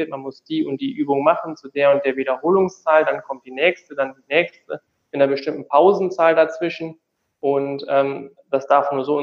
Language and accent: German; Tecklenburg, North Rhine-Westphalia, Germany; ich komme gebürtig aus Tecklenburg, also so ein kleiner Ort zwischen Münster und und Osnabrück in Nordrhein-Westfalen.